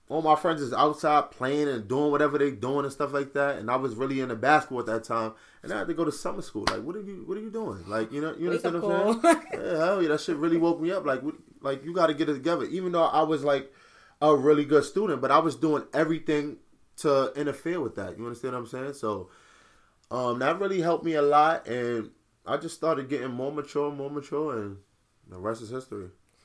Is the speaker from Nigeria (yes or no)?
yes; Nigeria; I definitely agree because I'm actually Nigerian.